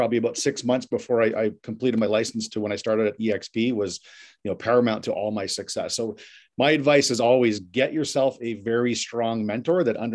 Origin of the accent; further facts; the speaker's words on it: Ottawa, Ontario, Canada; moved away as an adult; also born or lived in London, England / Boston / Toronto; I've lived in London, England, Boston, Toronto. My hometown's Ottawa